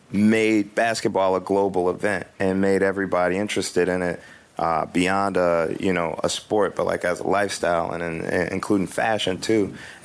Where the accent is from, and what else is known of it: Chicago, Illinois, United States; born or raised there